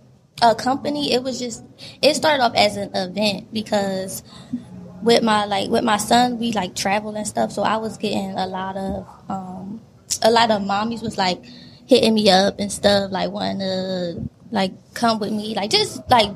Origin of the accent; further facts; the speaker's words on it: Trenton, New Jersey, United States; I'm from Trenton, New Jersey, born and raised.